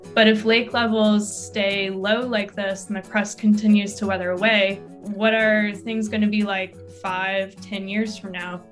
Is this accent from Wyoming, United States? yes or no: no; Detroit, Michigan, United States; moved away as an adult; now in Utah, United States; I'm from Detroit, so I've been surrounded by Great Lakes my entire life.